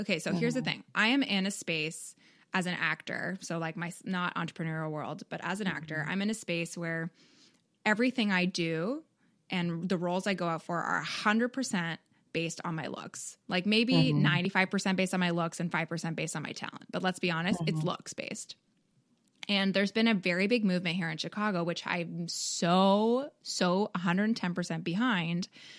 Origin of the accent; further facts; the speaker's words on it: Canada; now in United States; Like I'm from Canada